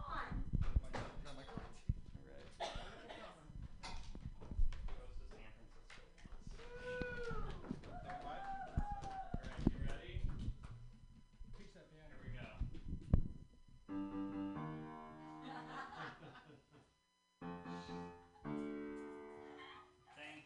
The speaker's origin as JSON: {"language": "English", "region": "Vermont", "country": "United States", "said": "I'm from Vermont."}